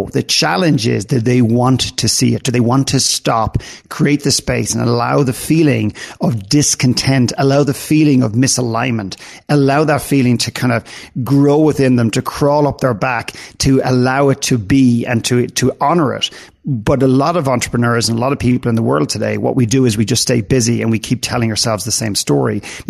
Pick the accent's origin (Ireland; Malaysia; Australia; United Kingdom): Ireland; also born or lived in Canada; now in United States; I lived in Canada for 9 years. I'm from Ireland originally, and I live and work here now.